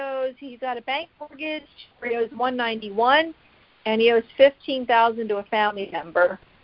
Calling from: Pennsylvania, United States; Mm-hmm. Can you hear me? I'm from Pennsylvania.

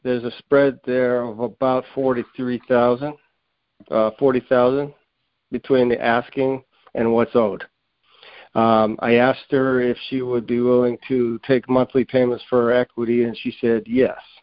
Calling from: Springfield, Massachusetts, United States; I'm calling from the Springfield, Massachusetts area

